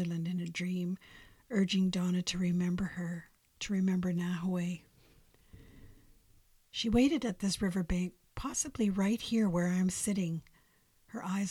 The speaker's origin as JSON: {"language": "English", "town": "Fort Frances", "region": "Ontario", "country": "Canada", "tie": "born or raised there", "said": "My hometown was renamed for little George's mother"}